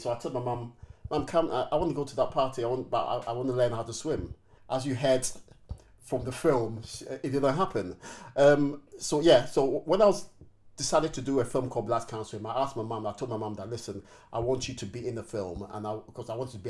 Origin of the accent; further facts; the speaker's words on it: Ghana; moved away as an adult; also born or lived in United Kingdom; I left the UK. My parents decided to go on a holiday to Ghana, where I'm originally from, in when I was 9 years old. It was a holiday that lasted 10 years. And so, yeah, so I grew up in Ghana, and I didn't come back till I was about 18, 19.